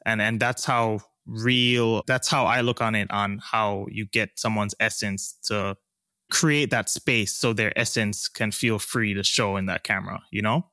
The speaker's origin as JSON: {"language": "English", "country": "Jamaica", "tie": "born or raised there", "also_born_or_lived": "East Coast, United States", "moved": "yes", "lives_now": "Los Angeles, United States", "said": "I'm Jamaican"}